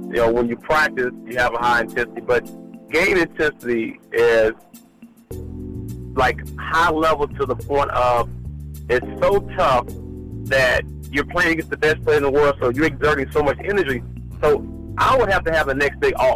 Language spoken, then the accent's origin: English; Brownsville, Tennessee, United States; moved away as an adult; also born or lived in Kentucky; my hometown, Brownsville, Tennessee